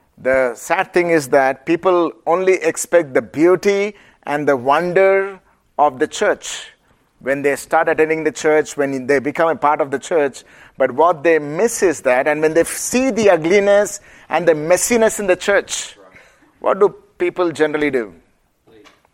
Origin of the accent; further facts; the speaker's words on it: India; accent: Indian; my Indian accent